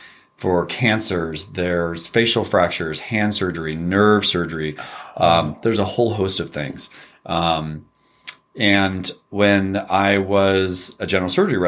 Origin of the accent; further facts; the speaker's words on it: California, United States; We grew up in Northern California, Sacramento Valley.